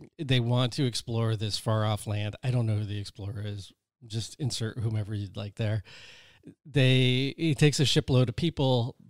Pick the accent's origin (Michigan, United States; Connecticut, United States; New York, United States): Connecticut, United States; I'm originally from Connecticut. I moved out here, and I remember just thinking, well, if it doesn't work out, I will move back.